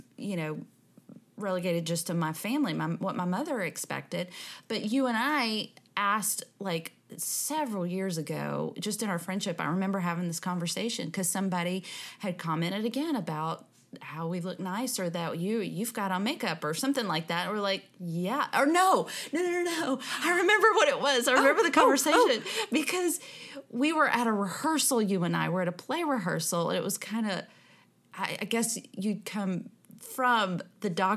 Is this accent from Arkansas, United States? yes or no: no; Texas, United States; we are from Texas